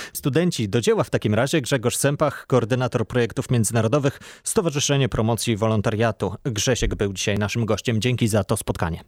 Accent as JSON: {"language": "Polish", "country": "Poland"}